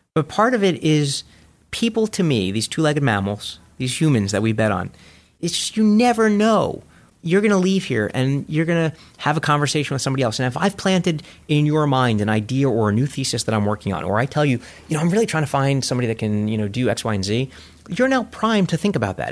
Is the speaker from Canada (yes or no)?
no; New York City, New York, United States; I grew up in Coney Island